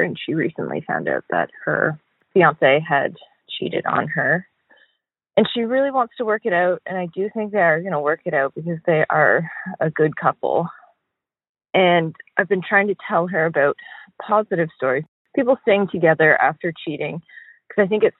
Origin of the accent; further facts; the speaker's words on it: Canada; I'm a Canadian calling you.